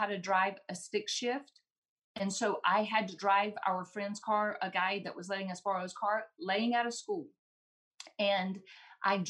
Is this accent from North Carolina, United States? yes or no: yes; Randleman, North Carolina, United States; I grew up in Randleman, which is the hometown of Richard Petty